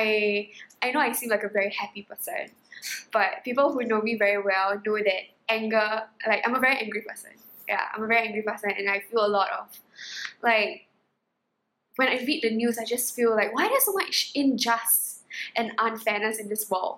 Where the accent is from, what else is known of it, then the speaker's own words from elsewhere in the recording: Singapore; I'm Singaporean